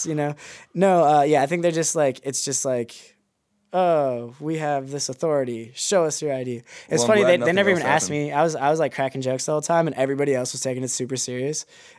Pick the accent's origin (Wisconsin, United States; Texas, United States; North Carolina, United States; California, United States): Wisconsin, United States; now in Hong Kong; and I'm like, yo, y'all, I'm from Wisconsin.